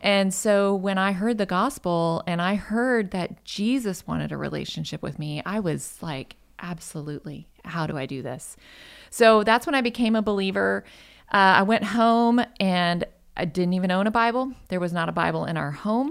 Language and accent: English; Michigan, United States; moved away as an adult; also born or lived in Colorado; now in North Texas, United States; I'm originally from Michigan.